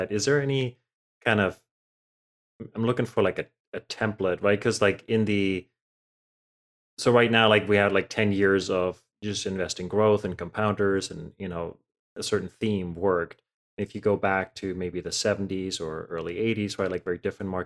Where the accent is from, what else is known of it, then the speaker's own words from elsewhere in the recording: Germany; moved away; I grew up in Germany